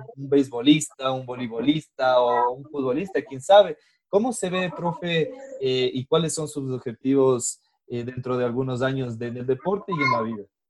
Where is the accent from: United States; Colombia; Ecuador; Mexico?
Ecuador; eso es lo que nos falta, creo que a los ecuatorianos